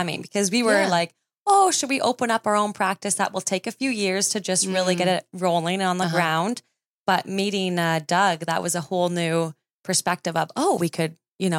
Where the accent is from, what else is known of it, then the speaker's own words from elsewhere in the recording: Gravenhurst, Ontario, Canada; now in Huntsville, Canada; I grew up in Gravenhurst. I know Gravenhurst.